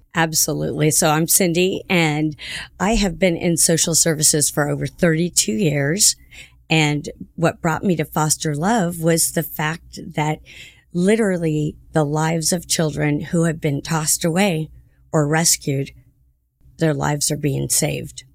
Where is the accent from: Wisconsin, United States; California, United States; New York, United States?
California, United States; Santa Ana; I'm from Santa Ana, too